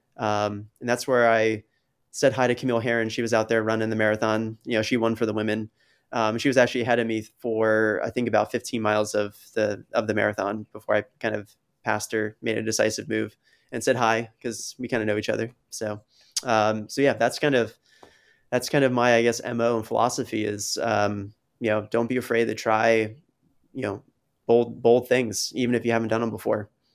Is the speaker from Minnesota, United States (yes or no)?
no; New Jersey, United States; now in Rhode Island, United States; New Jersey, which is, like, my home state